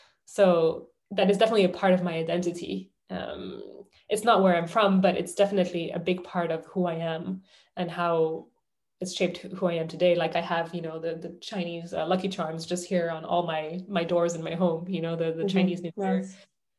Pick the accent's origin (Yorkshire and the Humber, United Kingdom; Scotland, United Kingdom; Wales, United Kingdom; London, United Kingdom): London, United Kingdom; I would say that I'm a Londoner, or I'm from London, or I would say I'm French, but I grew up in London.